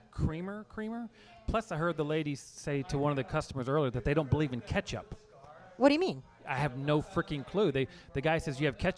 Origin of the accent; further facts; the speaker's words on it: East Coast, United States; Well, I'm a Navy brat, so it was up, up